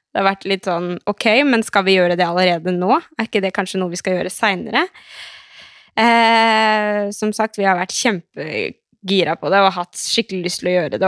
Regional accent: Skien, Telemark, Norway; also born or lived in Oslo; jeg flytta hjem til Skien fra Oslo i juli

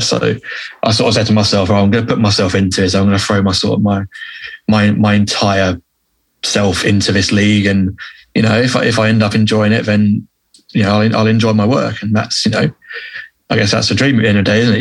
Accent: England, United Kingdom; being an English guy

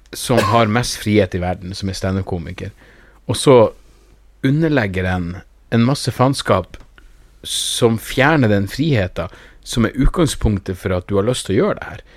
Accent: Narvik, Nordland, Norway; Jeg er jo fra Narvik

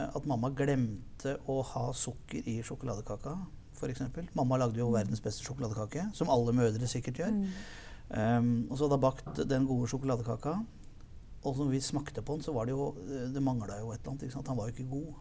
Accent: Lillestrøm, Akershus, Norway; Født og oppvokst i Lillestrøm.

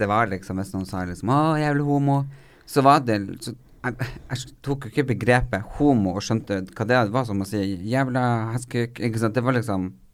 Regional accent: Northern Norway, Norway; moved away; vi er fra Nord-Norge

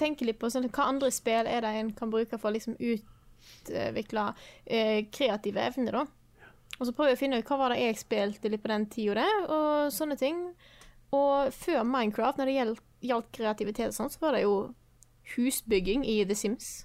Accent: Stord, Vestland, Norway; moved away; når jeg er hjemme på Stord med familien

